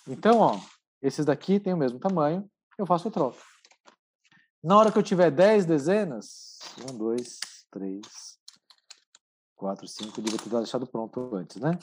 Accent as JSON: {"language": "Portuguese", "town": "Santo André", "region": "São Paulo", "country": "Brazil", "tie": "born or raised there", "said": "Eu sou de Santo André, sou natural de Santo André, é, aqui no ABC Paulista"}